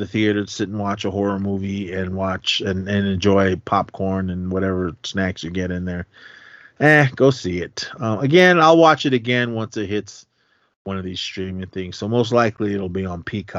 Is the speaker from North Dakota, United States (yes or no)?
no; Oakland, California, United States; I got to support my hometown